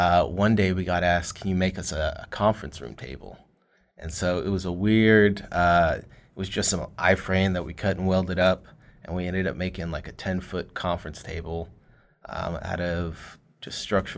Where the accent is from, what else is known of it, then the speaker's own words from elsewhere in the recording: Fort Worth, Texas, United States; I live here in the DFW area in Texas. I'm actually born and raised here from Fort Worth.